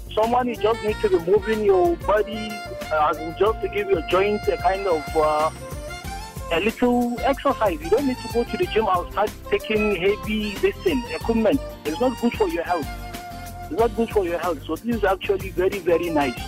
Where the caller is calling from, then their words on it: Abuja, Federal Capital Territory, Nigeria; I'm calling from Abuja, Usetu